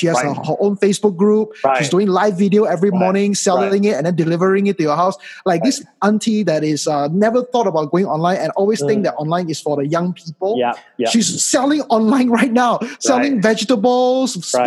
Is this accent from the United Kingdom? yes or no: no; Malaysia; moved away; also born or lived in United States; 3-4 years ago when I came back to Malaysia from the United States